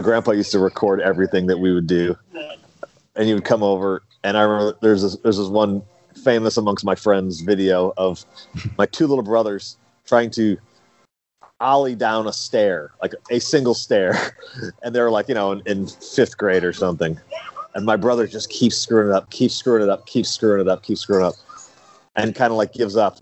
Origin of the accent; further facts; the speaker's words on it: St. Louis, Missouri, United States; I was from St. Louis